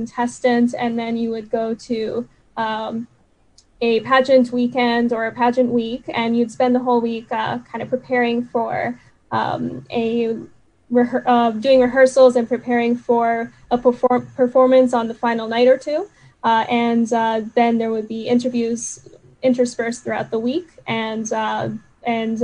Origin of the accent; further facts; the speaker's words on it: Vancouver, British Columbia, Canada; I actually immigrated here when I was 3 years old